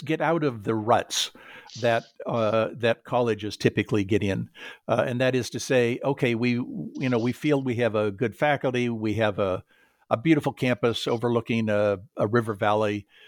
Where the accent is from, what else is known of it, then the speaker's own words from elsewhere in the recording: Southern California, United States; I grew up in Southern California